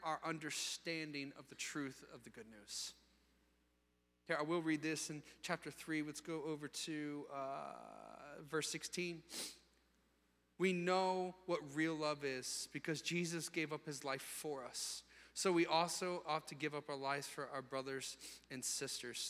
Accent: Virginia Beach, Virginia, United States; I grew up in Virginia Beach when I was 8 years old

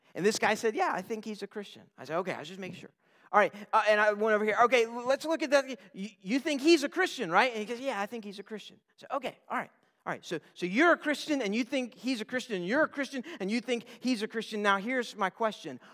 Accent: Newport News, Virginia, United States; I'm a Newport News boy, uh, born and bred

